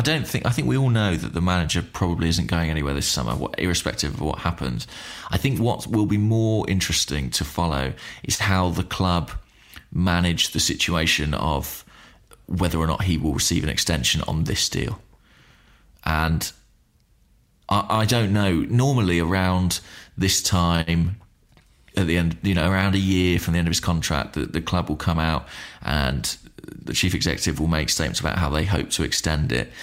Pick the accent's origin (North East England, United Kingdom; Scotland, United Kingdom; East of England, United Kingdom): East of England, United Kingdom; Watford; I was born in Watford